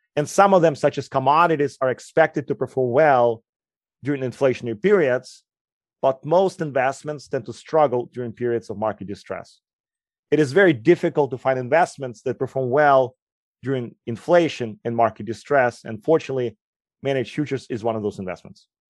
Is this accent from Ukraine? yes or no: yes; Ukraine; English is a second language; moved away; also born or lived in Moscow; As you will quickly notice, I have an accent. I grew up in Ukraine